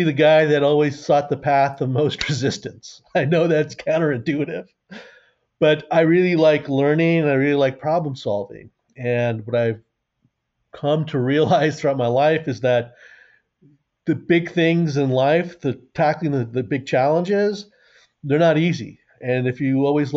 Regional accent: New York City, New York, United States; I grew up near Yankee Stadium

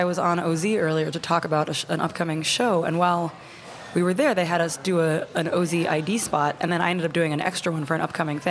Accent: Boston, Massachusetts, United States; accent: Boston; I was thinking try to do it in my native Boston accent, which I don't have, but that's where I'm from.

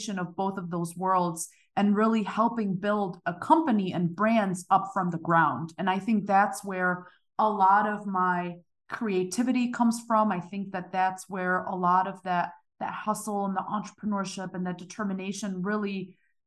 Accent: Germany; moved away as an adult; now in United States; originally I'm from Germany. I was born and raised there.

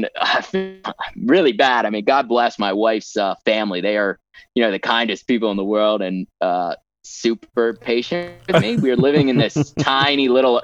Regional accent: United States; moved away; also born or lived in Peru; We don't even have this stuff in the US

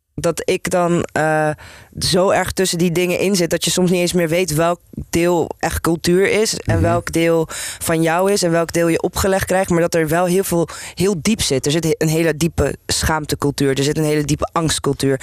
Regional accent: Amsterdam, North Holland, Netherlands; ik ben hier geboren en getogen, dus ik ben Nederlands, maar ik ben ook gewoon Turks.

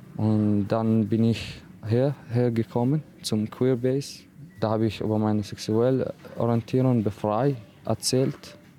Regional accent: Iraq; German is a second language; now in Austria; Ich habe viel Schwierigkeit in meiner Heimat erlebt, mit meiner Familie. Also in Irak, wir leben in clanmäßig Community

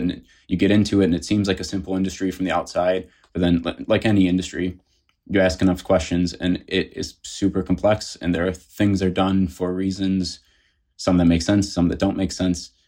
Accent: Detroit, Michigan, United States; moved away as an adult; also born or lived in South Carolina; I grew up in the Detroit area

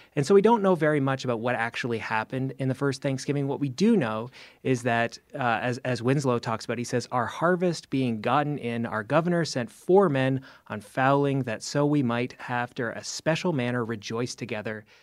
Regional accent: Canada; now in United States; I'm actually Canadian

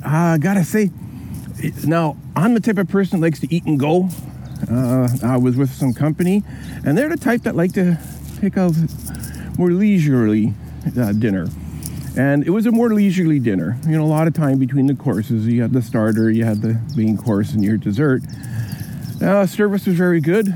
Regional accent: Canada; being a Canadian, my first time out here in Europe

